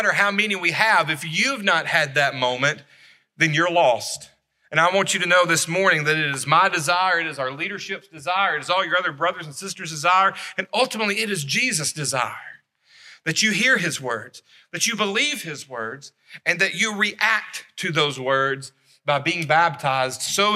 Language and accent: English; Savannah, Tennessee, United States; also born or lived in Florence, Alabama; I was born in Florence. When I was 10 years old, we moved to Savannah, Tennessee